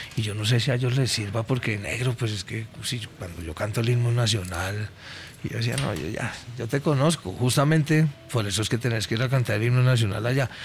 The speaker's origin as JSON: {"language": "Spanish", "country": "Colombia", "said": "como buenos colombianos"}